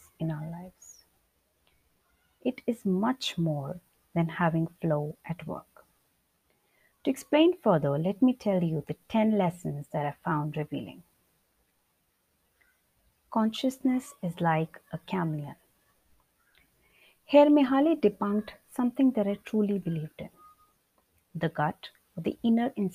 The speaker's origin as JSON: {"language": "English", "country": "India", "said": "Being an Indian"}